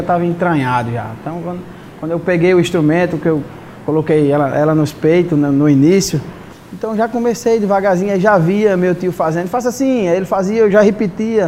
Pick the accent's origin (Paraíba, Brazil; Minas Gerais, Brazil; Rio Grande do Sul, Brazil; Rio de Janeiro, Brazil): Paraíba, Brazil; Catolé do Rocha; now in Mossoró, Brazil; eu sou de Catolé do Rocha